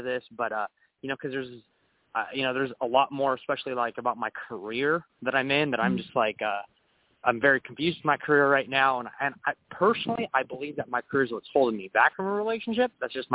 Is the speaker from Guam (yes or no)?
yes; Guam; because we're from Guam